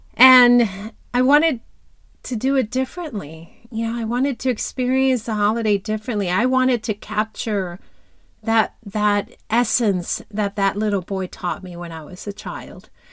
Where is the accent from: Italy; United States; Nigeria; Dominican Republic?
Dominican Republic; moved away; I grew up in Dominican Republic.